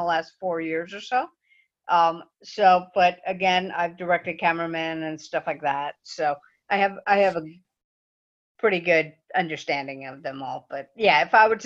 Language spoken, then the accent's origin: English; New Jersey, United States; now in Central Florida, United States; Growing up in New Jersey